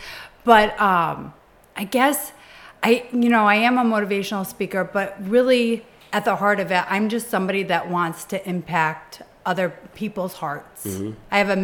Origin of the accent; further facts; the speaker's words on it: Connecticut, United States; moved away as an adult; now in New York, United States; I actually grew up in Connecticut. I've been in New York for 18 years, and I grew up in Connecticut